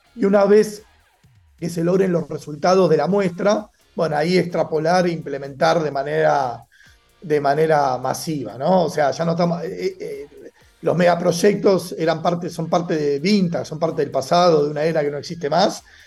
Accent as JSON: {"language": "Spanish", "country": "Argentina", "moved": "as an adult", "lives_now": "Mexico", "said": "Soy argentino viviendo en México hace ya algunos años"}